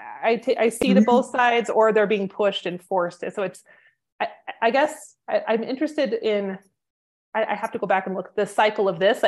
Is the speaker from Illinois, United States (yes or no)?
no; North Idaho, United States; I'm from North Idaho.